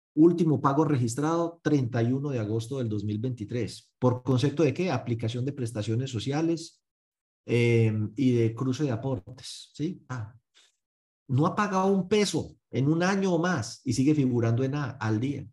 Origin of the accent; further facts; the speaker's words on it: Paisa, Antioquia, Colombia; como buen paisa